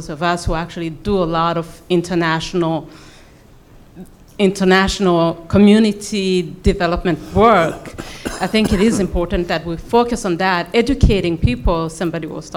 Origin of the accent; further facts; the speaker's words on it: Burundi; I'm from Burundi